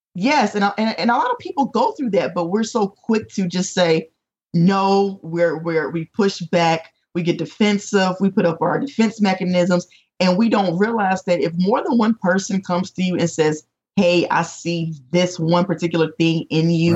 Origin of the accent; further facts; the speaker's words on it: North Carolina, United States; moved away as an adult; also born or lived in Chicago area; now in Chesapeake, United States; I was from North Carolina.